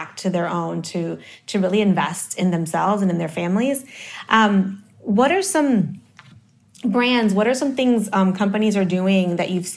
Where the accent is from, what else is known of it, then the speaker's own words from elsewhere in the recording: New York City, New York, United States; also born or lived in Dominican Republic; I was born in the Dominican Republic, but I grew up in Harlem